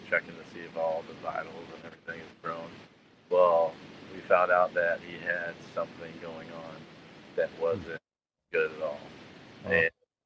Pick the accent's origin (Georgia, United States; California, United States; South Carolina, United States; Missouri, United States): Missouri, United States; Defiance; I grew up in Defiance, Southern St. Charles County